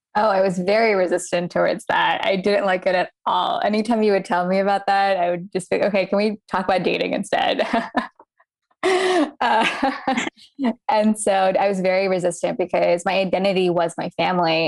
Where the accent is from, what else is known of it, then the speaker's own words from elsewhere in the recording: United States; I was born to Indian immigrant parents. Um, so being Indian, growing up here in America